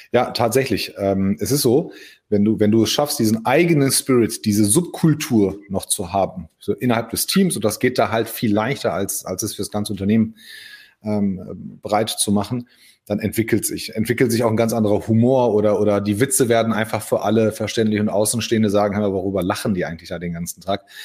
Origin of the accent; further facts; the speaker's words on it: Hagen, North Rhine-Westphalia, Germany; als Hagener